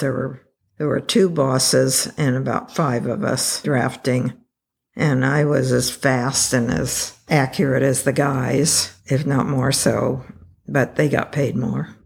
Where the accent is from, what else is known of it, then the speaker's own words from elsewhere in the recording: Taft, California, United States; I grew up in Taft, California. Well, not even in Taft, outside of Taft